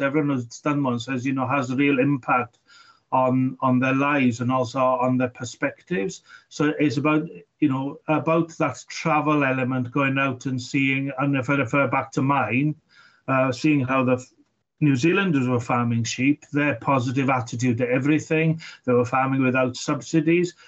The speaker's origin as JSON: {"language": "English", "region": "Wales", "country": "United Kingdom", "said": "for me as, as a Welshman"}